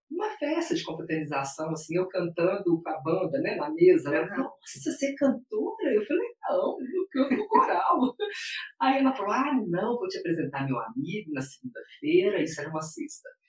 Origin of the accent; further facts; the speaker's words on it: Belo Horizonte, Minas Gerais, Brazil; also born or lived in Paracatu, Minas Gerais; sou mineira, de Belo Horizonte. É, vivi em Paracatu, uma pequena cidade de Minas, próximo a Goiás, até os nove anos de idade e depois mudamos para Belo Horizonte.